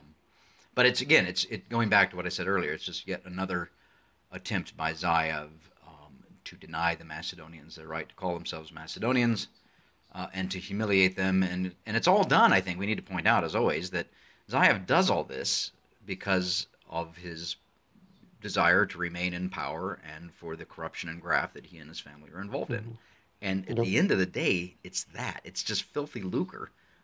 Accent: United States; now in Arizona, United States; I'm an American sitting in the deserts of southern Arizona

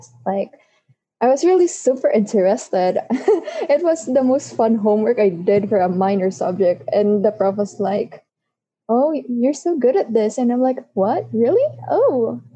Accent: Philippines; I'm from the Philippines

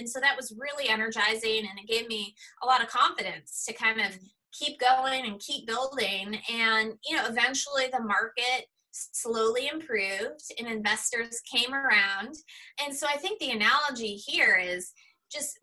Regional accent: Boston, Massachusetts, United States; I grew up in the Boston area

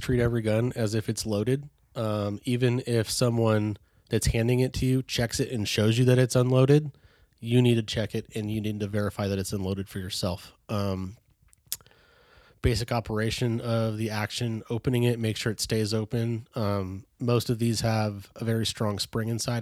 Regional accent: Bay Area, California, United States; born and raised in the Bay Area, California

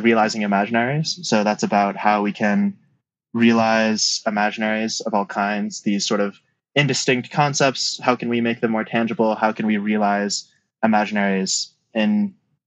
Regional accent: Utah, United States; moved away; I grew up in Utah

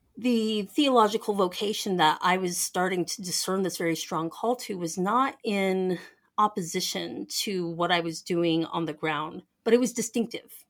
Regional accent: Denver, Colorado, United States; moved away as an adult; where I grew up in Denver

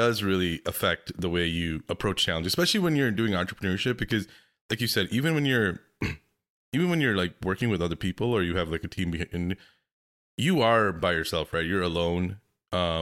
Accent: Pakistan; I'm from Pakistan

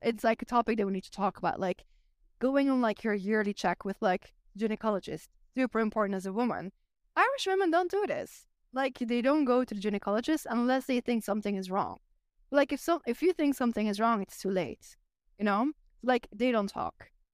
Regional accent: Flanders, Belgium; accent: Flemish; English is a second language; moved away as an adult; now in Ireland; I am still Belgian, like, I grew up in Belgium, my roots are there

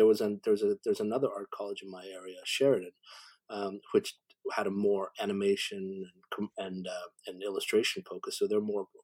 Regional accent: Canada; also born or lived in Korea; I'm an immigrant to Canada, so I always have an outsider's perspective, you know, I've had that all my life. So because I came here when I was six, to Canada

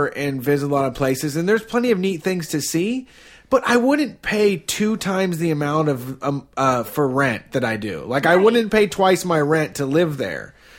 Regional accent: Columbus, Ohio, United States; Born and raised in Flyover Country.

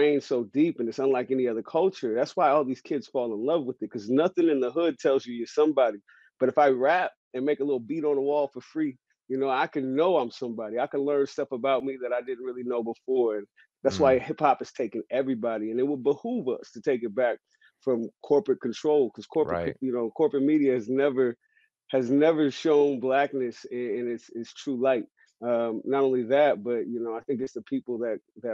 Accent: San Francisco, California, United States; No, I grew up in San Francisco. I'm a San Francisco native. I'm from Hunters Point.

